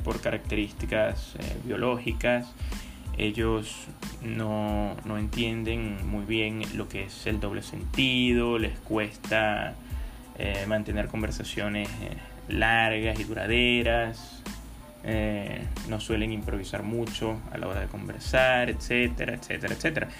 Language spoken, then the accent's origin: Spanish; Venezuela; soy venezolano